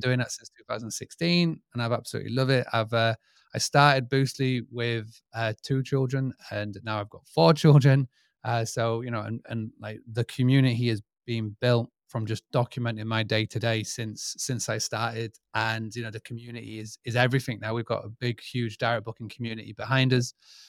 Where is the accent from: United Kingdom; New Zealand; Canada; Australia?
United Kingdom; Scarborough, Yorkshire and the Humber; I'm from United Kingdom, England, from a little town called Scarborough. And basically, who am I and what do I do? So I was born pretty much in this game of hospitality. I grew up on a 200-acre farm stay, bed and breakfast in the United Kingdom.